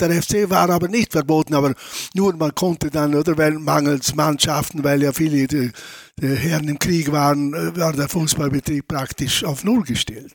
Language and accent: German; Lustenau, Vorarlberg, Austria; Also ich bin in Lustenau geboren, in der Lustenau in die Schule gegangen